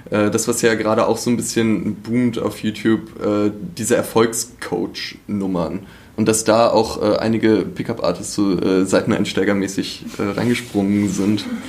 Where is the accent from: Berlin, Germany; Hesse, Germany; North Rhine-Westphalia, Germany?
Berlin, Germany; moved away as an adult; now in Leipzig, Germany; Bin äh, eigentlich Berliner